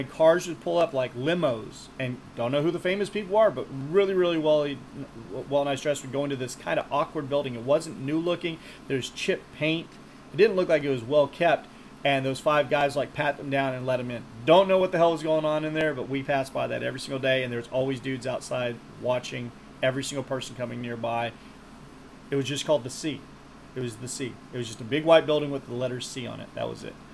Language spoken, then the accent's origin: English; Texas, United States